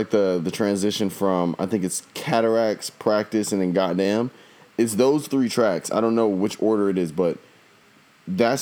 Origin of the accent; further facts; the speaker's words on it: the South, United States; I'm from the South